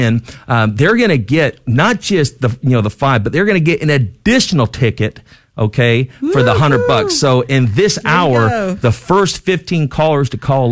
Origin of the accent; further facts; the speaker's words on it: Jacksonville, Florida, United States; now in San Antonio, United States; they live in Jacksonville, Florida, you know, my hometown. Well, San Antonio's home now